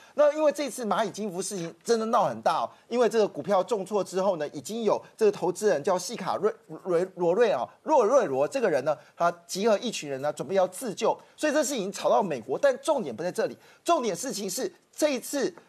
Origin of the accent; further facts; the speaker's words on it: Taiwan; 那这大武集团呢，基本上我们台湾人不知道